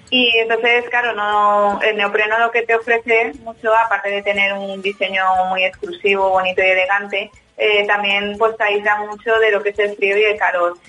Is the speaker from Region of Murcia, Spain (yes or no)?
no; Valencia, Valencian Community, Spain; mi punto de partida es mi tierra, eh, que es Valencia